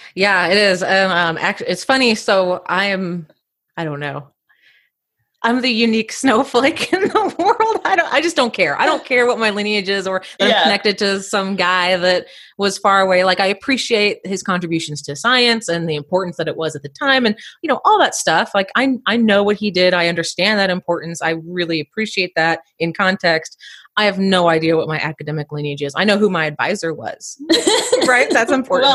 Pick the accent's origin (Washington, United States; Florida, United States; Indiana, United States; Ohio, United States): Indiana, United States; I grew up in Indiana